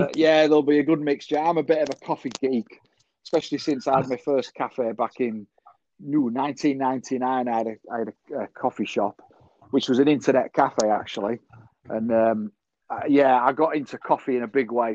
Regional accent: Selby, Yorkshire and the Humber, United Kingdom; I'm opening a cafe um, in my hometown, Selby

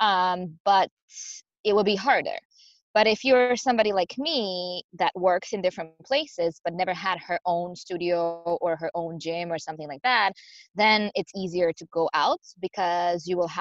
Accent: Croatia; moved away as an adult; also born or lived in Spain; now in Seattle, United States; I'm originally from Croatia, but I lived in Spain prior to coming here.

